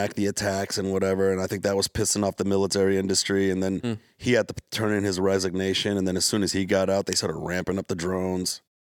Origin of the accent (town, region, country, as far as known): Detroit, Michigan, United States